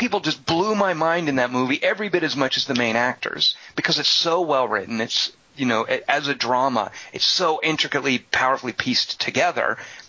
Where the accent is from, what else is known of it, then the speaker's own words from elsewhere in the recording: the South, United States; made me so glad I grew up in the South.